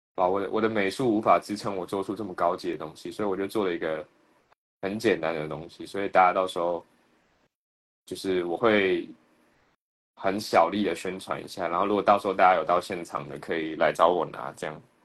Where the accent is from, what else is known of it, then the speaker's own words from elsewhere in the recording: Taiwan; 我们在台湾自己开一个自己的中印厂